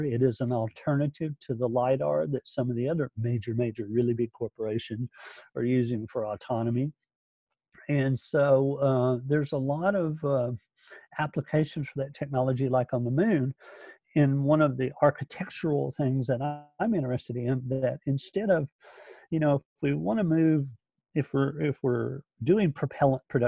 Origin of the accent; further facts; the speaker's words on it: Alabama, United States; I'm from Alabama